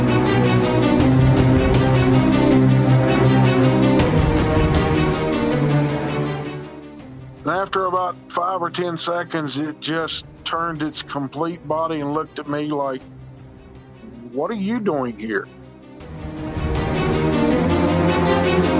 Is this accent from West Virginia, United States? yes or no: yes; Charleston, West Virginia, United States; I'm from the Charleston, West Virginia area